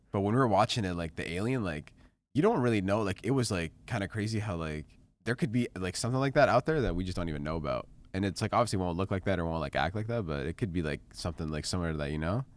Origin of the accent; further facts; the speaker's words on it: Canada; moved away; growing up in Canada